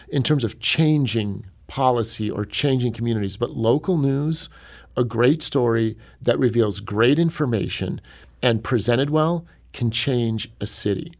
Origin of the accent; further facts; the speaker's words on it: Cleveland, Ohio, United States; moved away as an adult; now in Saint Louis, United States; I'm from Cleveland originally